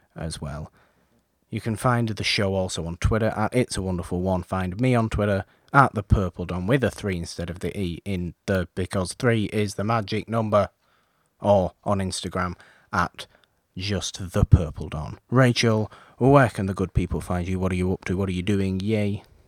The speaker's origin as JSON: {"language": "English", "country": "United Kingdom", "said": "I'm British"}